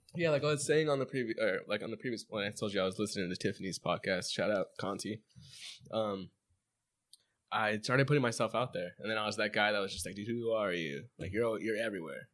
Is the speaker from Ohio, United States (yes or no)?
no; Chino, California, United States; I grew up in Chino, borderline Pomona, borderline, like, Montclair.